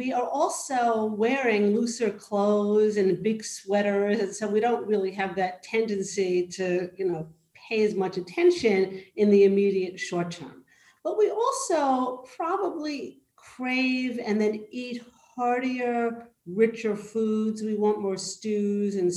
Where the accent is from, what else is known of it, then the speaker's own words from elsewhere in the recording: New York, United States; I'm from New York